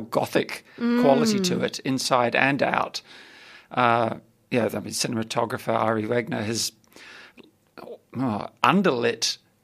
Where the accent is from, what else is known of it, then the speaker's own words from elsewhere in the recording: New Zealand; now in Melbourne, Australia; as a Kiwi